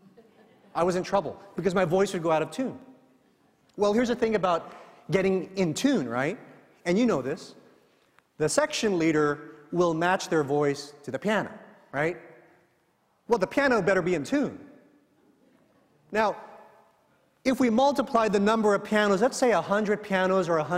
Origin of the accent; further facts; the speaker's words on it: San Bruno, California, United States; moved away; also born or lived in New Jersey; the church I grew up in San Bruno, California, a little Filipino church. And I sang in the children's choir back then.